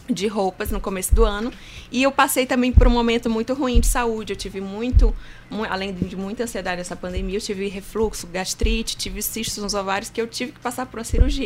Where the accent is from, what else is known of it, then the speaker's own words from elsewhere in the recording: Pedreiras, Maranhão, Brazil; nasci em Pedreiras